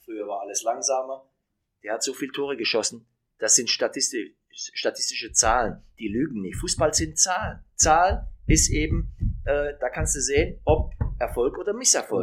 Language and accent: German; Löwenstein, Baden-Württemberg, Germany; moved away; in Löwenstein bei Heilbronn, Baden-Württemberg, wo ich aufgewachsen bin